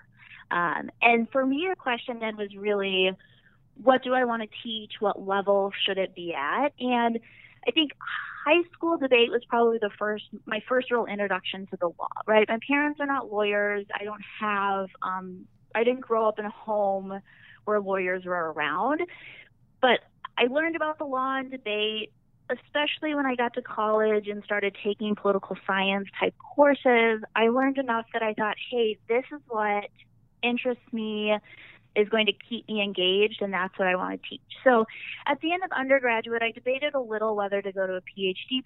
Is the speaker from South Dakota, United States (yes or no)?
yes; Yankton, South Dakota, United States; also born or lived in Kentucky / Berkeley, California / Fargo, North Dakota; I grew up in Yankton, graduated from Yankton High School in 2006.